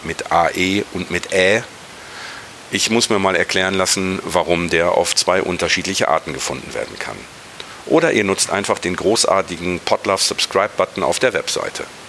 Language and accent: German; Ruhr area, North Rhine-Westphalia, Germany; meine Heimat, mein Revier